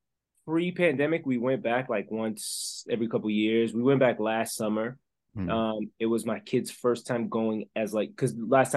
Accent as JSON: {"language": "English", "country": "Belgium", "tie": "born or raised there", "also_born_or_lived": "Congo", "second_language": "English", "lives_now": "United States", "said": "I'm originally from Belgium. I was raised in the Congo with my dad's side of the family."}